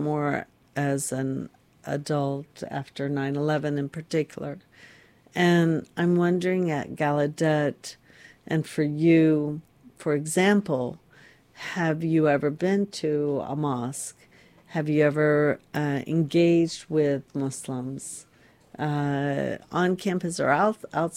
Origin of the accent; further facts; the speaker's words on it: Florida, United States; I grew up in Florida